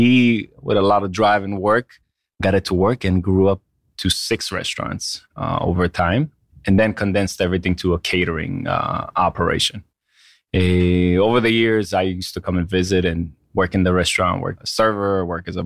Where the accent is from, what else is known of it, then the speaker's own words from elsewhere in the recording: Israel; moved away as an adult; now in New York, United States; So I I've only been in the states for 13 years now. I grew up in Israel all my life. Came here. My father was in the restaurant business in New York. Had Moroccan restaurants.